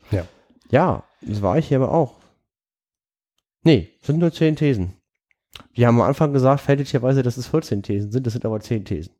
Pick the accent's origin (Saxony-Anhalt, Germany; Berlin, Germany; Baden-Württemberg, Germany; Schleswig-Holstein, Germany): Berlin, Germany; als Berliner